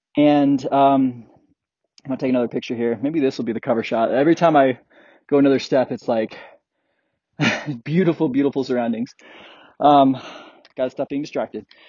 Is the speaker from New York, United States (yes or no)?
no; Colorado, United States; growing up in Colorado